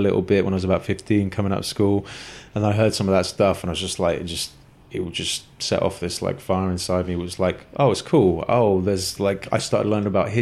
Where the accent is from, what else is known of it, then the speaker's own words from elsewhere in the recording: Exeter, South West England, United Kingdom; I grew up in Exeter in Devon, which is southwest England